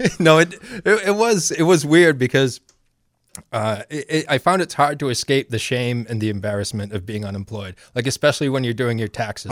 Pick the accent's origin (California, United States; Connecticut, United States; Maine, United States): Maine, United States; my hometown and, uh, growing up in Maine